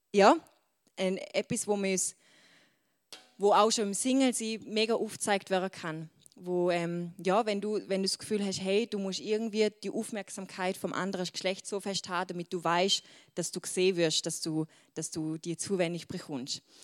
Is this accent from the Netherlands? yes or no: no; Switzerland; accent: Swiss German; Schweizerdeutsch, mein Dialekt